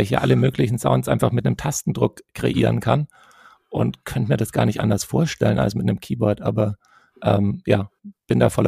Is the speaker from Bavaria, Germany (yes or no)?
no; Tübingen, Baden-Württemberg, Germany; accent: Swabian; also born or lived in Stuttgart; als Schwab ist es immer ein bisschen schwierig, äh, seinen, seinen Akzent loszuwerden, habe ich das Gefühl. Und ähm, naja, ganz los bin ich ihn ja auch nicht, aber ich